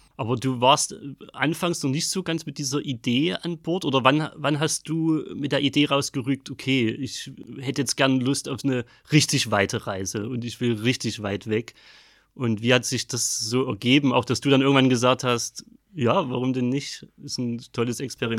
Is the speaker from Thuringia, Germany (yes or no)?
no; Ellefeld, Saxony, Germany; moved away; also born or lived in Rodewisch; ich komme aus Ellefeld, bin in Rodewisch geboren